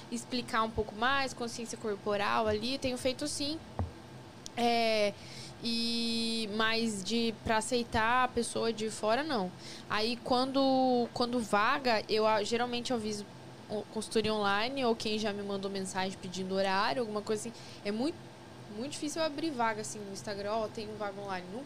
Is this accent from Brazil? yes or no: yes; Paraná, Brazil; accent: Paraná; O sotaque paranaense